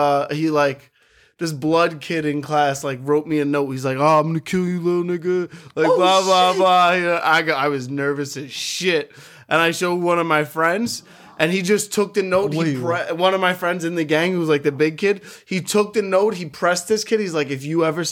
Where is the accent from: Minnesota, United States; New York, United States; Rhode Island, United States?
New York, United States; New York City; growing up in New York City public school system